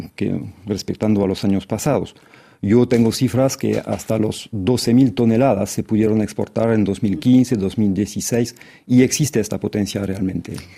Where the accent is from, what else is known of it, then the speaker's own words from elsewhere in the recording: France; como francés